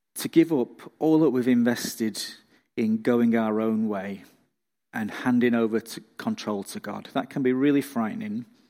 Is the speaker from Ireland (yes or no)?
no; England, United Kingdom; now in Australia; I'm not from round here, I'm from England, and when I go back to see family and friends in the U K